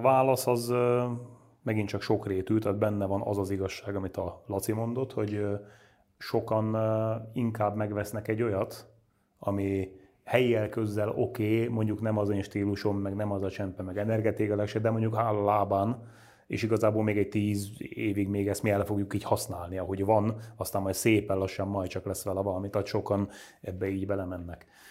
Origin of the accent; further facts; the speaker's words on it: Nógrád, Hungary; moved away; én magam ugye Nógrádból származom, elmegyek haza Nógrádba